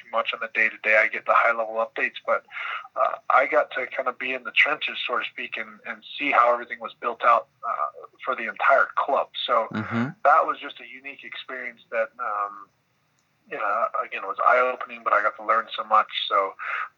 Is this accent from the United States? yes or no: yes; United States; as an American